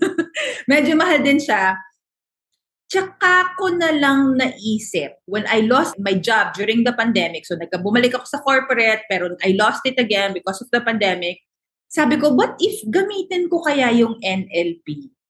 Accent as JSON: {"language": "Tagalog", "country": "Philippines", "said": "because we're Filipino"}